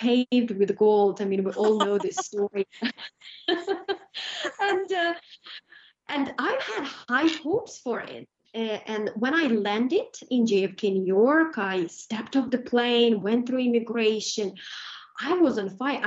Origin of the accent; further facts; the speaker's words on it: Ukraine; now in United Kingdom; I was born in Ukraine in abject poverty.